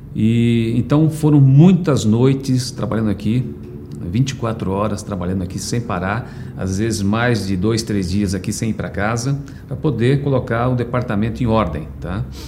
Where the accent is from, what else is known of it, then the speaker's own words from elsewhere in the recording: São Paulo, Brazil; nasci em São Paulo em 19 de julho de 1963